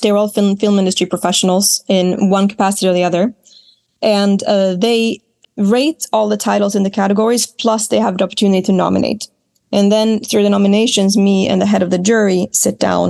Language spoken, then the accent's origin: English; Smygehuk, Skåne, Sweden; I grew up in Smygehuk in Sweden, which is the most southern point of the entire country.